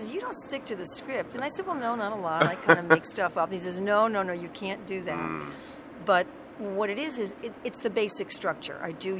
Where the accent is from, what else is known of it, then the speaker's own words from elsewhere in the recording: New York, United States; I'm a New Yorker.